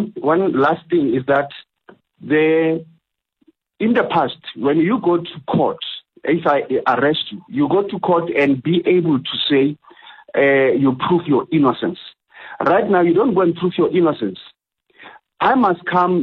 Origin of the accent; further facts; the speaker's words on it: South Africa; being a South African born and bred and raised here